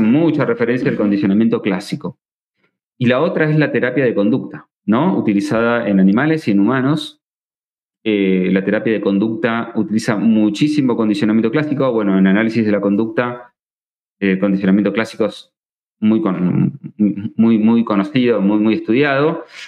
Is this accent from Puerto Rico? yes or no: no; Argentina; soy argentino